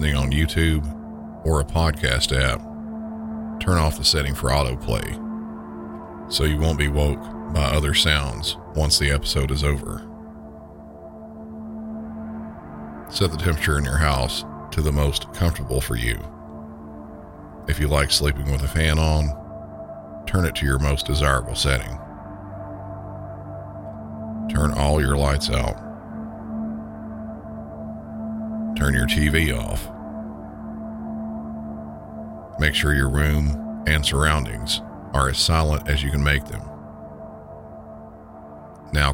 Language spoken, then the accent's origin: English; Southern, United States; accent: Southern; my normal Southern accent